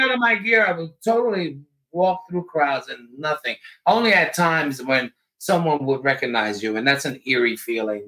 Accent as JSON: {"language": "English", "town": "Jersey City", "region": "New Jersey", "country": "United States", "said": "I'm from Jersey City"}